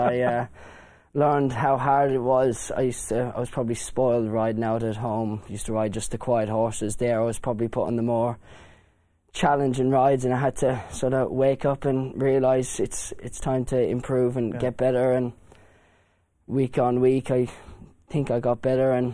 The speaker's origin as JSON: {"language": "English", "country": "Ireland", "tie": "born or raised there", "said": "growing up in Ireland, I used to ride out for my grandfather, Desi Hughes"}